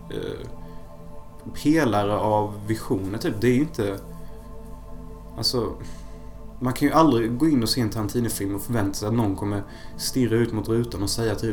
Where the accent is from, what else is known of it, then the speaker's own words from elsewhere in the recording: Sweden; jag är fortfarande svensk by heart så det var ju mest alkohol ändå.